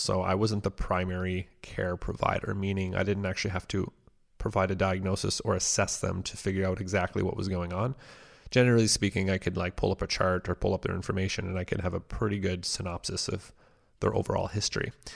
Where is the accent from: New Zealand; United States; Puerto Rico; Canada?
Canada; Cornwall, Ontario; also born or lived in Ottawa; My hometown of Cornwall, which is only about an hour away from Ottawa, is a, a pretty small town.